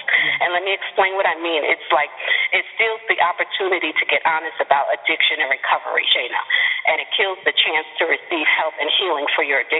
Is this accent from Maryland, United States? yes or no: no; New York City, New York, United States; growing up in New York City in the hood